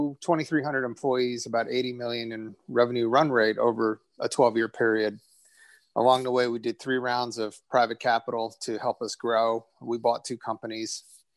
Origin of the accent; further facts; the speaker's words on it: New Jersey, United States; I was born in New Jersey. My parents are both immigrants